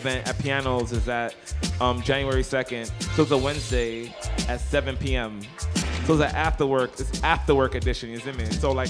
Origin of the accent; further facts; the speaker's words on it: New York City, New York, United States; But I'm originally from Brooklyn.